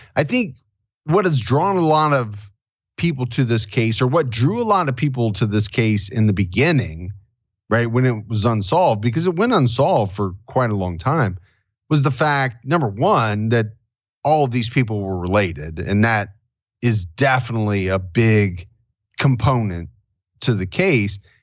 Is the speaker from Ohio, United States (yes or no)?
yes; Ohio, United States; my home state of Ohio